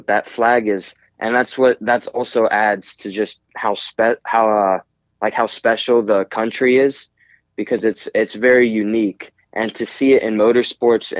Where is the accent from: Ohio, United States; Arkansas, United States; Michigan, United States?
Ohio, United States; Cincinnati; also born or lived in Seattle, Washington; I lived most of my life here in Cincinnati, Ohio